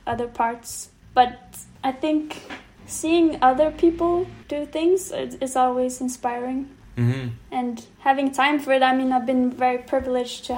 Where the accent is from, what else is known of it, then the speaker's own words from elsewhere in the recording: Malmö, Skåne, Sweden; moved away; also born or lived in Gothenburg, Sweden; I moved from Gothenburg to Malmo.